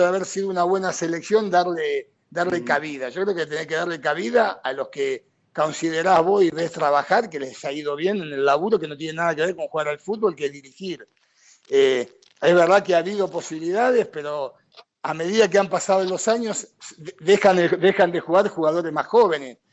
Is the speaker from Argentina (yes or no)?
yes; Argentina; moved away as an adult